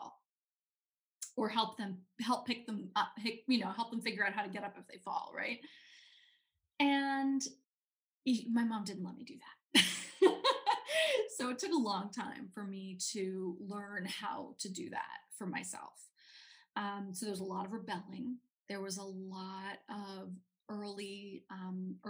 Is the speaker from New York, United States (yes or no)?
yes; New York City, New York, United States; I grew up in New York City. I grew up in Manhattan on the Upper West Side